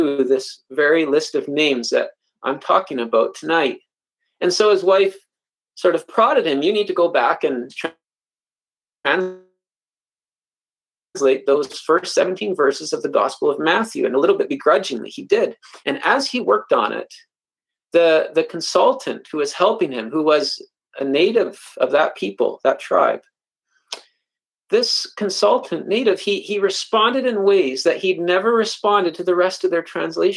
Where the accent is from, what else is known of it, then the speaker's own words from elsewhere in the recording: Canada; I'm a Canadian